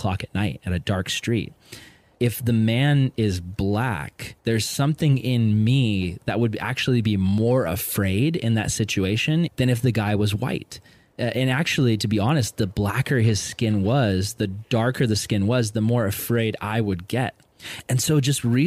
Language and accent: English; Vista, California, United States; I grew up in Vista, California, which is predominantly white and Hispanic